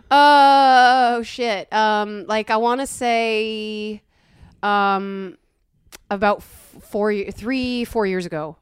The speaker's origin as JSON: {"language": "English", "region": "New York", "country": "United States", "also_born_or_lived": "Los Angeles", "moved": "yes", "lives_now": "Austin, United States", "said": "I am from New York"}